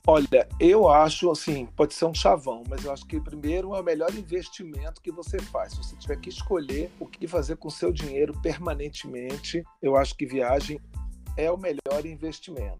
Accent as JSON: {"language": "Portuguese", "region": "Rio de Janeiro", "country": "Brazil", "said": "para quem vinha do Rio de Janeiro"}